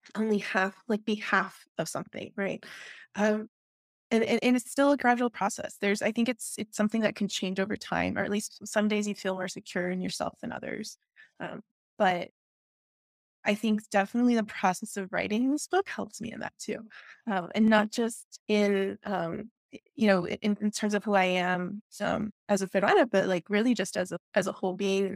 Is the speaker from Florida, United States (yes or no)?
yes; Miami, Florida, United States; first language Spanish; English is a second language; moved away; also born or lived in Peru / Texas / Austin; I grew up in Miami